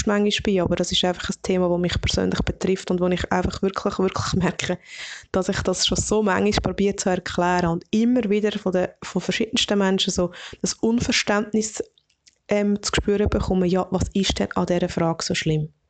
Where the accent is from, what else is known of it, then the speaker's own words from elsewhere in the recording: Obwalden, Switzerland; now in Lucerne, Switzerland; dann sage ich, ich wohne in Luzern und ich bin in Obwalden aufgewachsen.